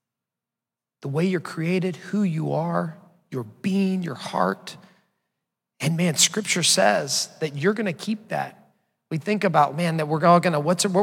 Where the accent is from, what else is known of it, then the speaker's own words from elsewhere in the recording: Orange, Texas, United States; moved away; I grew up in Orange, Texas in the 80s and 90s